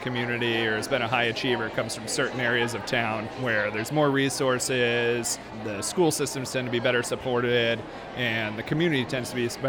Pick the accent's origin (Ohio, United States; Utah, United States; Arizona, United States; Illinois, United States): Arizona, United States; Tucson; I grew up in Tucson